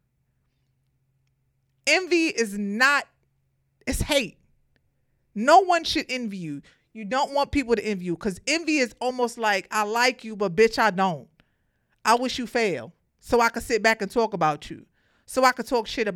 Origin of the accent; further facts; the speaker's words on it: New York City, New York, United States; I'm from Brooklyn. I grew up in the projects